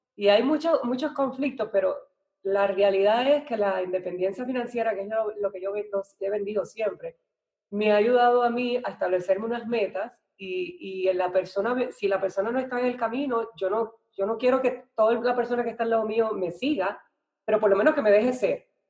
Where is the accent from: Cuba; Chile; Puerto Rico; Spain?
Puerto Rico; Naranjito; also born or lived in Ponce, Puerto Rico / San Juan, Puerto Rico; yo soy de Puerto Rico, nací en, una ciudad que se llama Ponce, pero me crié en un pueblito así, o mi mamá, mis papás se divorciaron y yo me fui para el pueblito que se llama Naranjito